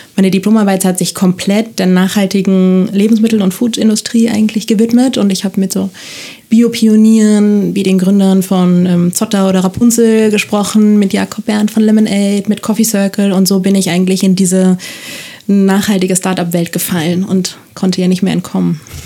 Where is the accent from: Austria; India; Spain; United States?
Spain; Barcelona, Catalonia; moved away as an adult; now in Germany; Ich bin in Barcelona geboren, das steht auch in meinem Ausweis